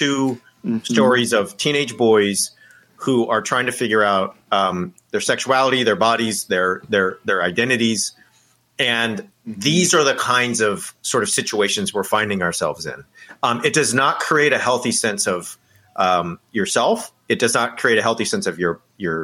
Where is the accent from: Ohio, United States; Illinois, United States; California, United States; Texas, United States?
California, United States; I grew up in California